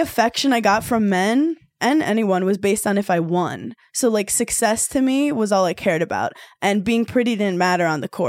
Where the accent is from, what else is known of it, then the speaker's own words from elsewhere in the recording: New York City, New York, United States; also born or lived in Wisconsin; I'm from Brooklyn.